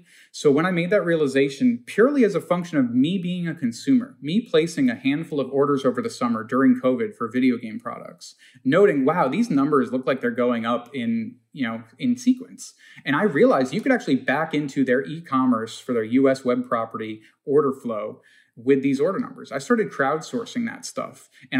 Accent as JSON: {"language": "English", "town": "Long Island", "region": "New York", "country": "United States", "said": "I'm a kid from Long Island who's gotten wound up in some crazy story here"}